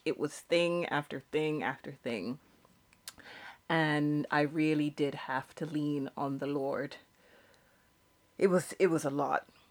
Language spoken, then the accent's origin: English; United Kingdom; I'm British.